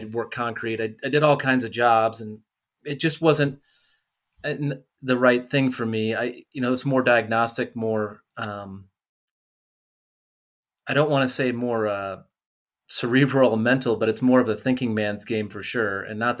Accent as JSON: {"language": "English", "town": "Davenport", "region": "Iowa", "country": "United States", "tie": "born or raised there", "moved": "yes", "lives_now": "Colorado, United States", "said": "I grew up outside of Davenport."}